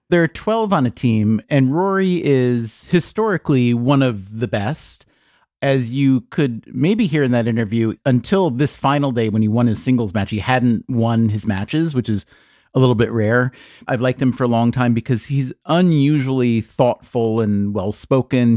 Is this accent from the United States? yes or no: yes; United States; being American